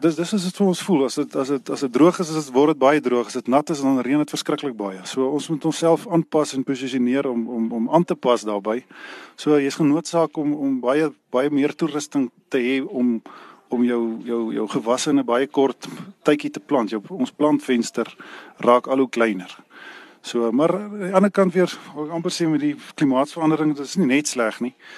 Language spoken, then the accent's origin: Afrikaans; Reitz, Free State, South Africa; also born or lived in Bethlehem; Ek is gebore hier waar ek nou nog steeds hier in Ryse is gebore en Ryse hier groot geword